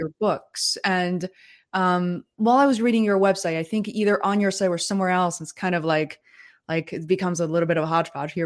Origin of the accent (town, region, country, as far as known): China; born or raised there; English is a second language; moved away